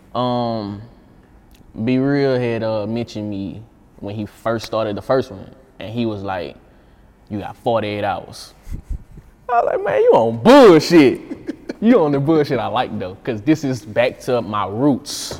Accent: Baton Rouge, Louisiana, United States; I was just a regular little dirty dude from Baton Rouge. I'm just from Glen Oaks

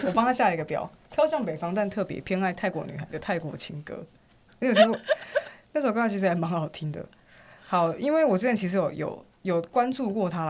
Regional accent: Taiwan; 我们台湾人真的好棒。

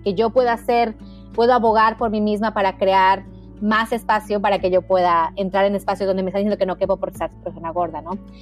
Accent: Mexico; moved away as an adult; now in United States; yo nací en México. Mi mamá es americana, mi papá mexicano. Y crecí en un hogar muy feminista

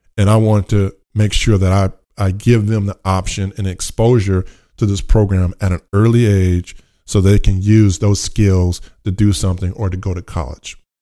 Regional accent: Richmond, California, United States; I grew up in Richmond, California

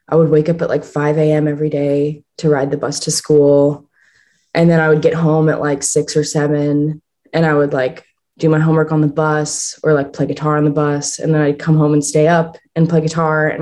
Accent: Pittsburgh, Pennsylvania, United States; I was born and raised in Pittsburgh, Pennsylvania

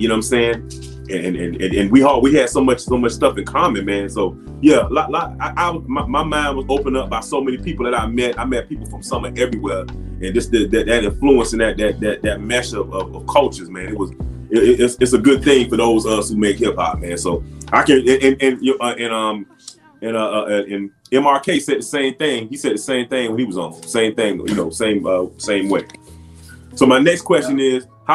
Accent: Miami, Florida, United States; moved away; I'm from Miami.

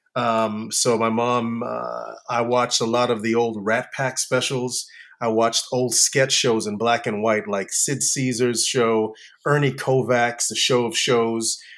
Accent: Orlando, Florida, United States; moved away; I grew up in Orlando, Florida um, in a in a little uh, neighborhood called Tangelo Park

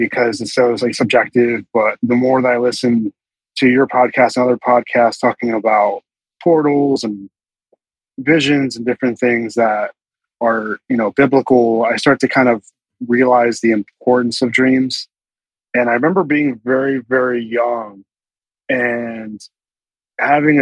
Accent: Bucks County, Pennsylvania, United States; I'm from the Bucks County, you know, a little bit further off in Philly

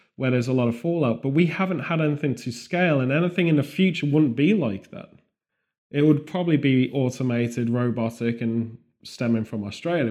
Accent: United Kingdom; as a British person

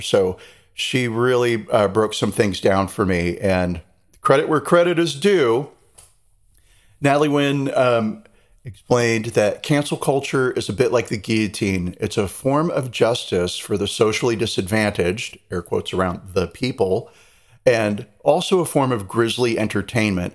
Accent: United States; moved away; the American there

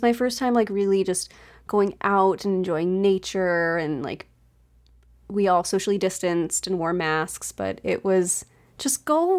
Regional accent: East Coast, United States; born or raised there

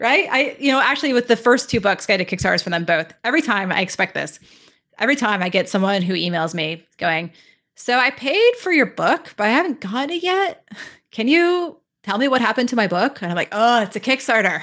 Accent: California, United States; moved away as an adult; now in Toronto, Canada; I'm originally from California, but I moved to Toronto last summer

